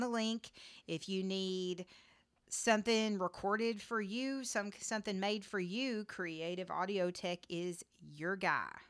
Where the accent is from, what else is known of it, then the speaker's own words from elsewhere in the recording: Texas, United States; I'm a Texan